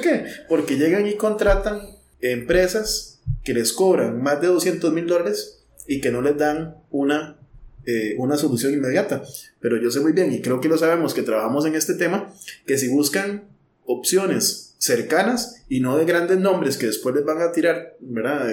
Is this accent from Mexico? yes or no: no; Guadalupe, San José, Costa Rica; yo que soy de, de Guadalupe